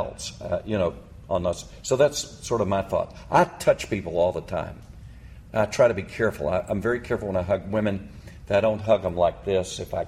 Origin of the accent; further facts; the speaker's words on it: United States; I'm American male